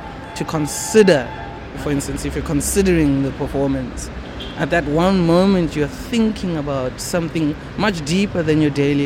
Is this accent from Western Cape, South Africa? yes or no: no; Midrand, Gauteng, South Africa; moved away as an adult; also born or lived in Pretoria / Soshanguve; now in Cape Town, South Africa; My parents and I, we moved to Midrand, which was one of the first mixed-race societies in South Africa, post-apartheid. I was living there for most of my life